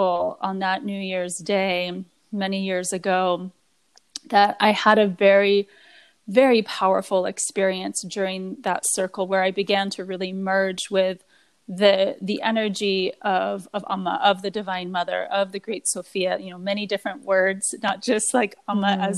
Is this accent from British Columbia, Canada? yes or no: yes; British Columbia, Canada; I was blessed at a young age to have a lot of nature time on Vancouver Island, which is, I'm from British Columbia, Canada